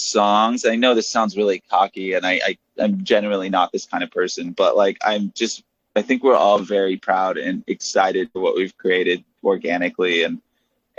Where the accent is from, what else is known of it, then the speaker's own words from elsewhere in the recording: Lodi, California, United States; I am from Northern California, so I'm just like adjacent to the Bay Area, about like 40 minutes outside of the Bay, in a little just cow shit town called Lodi, California